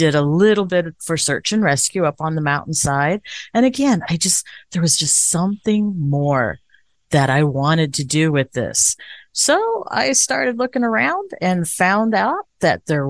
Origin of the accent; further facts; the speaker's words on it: Indio, California, United States; also born or lived in Running Springs, California; I was born and raised in Indio, so not too far, just a stone throw over the mountainside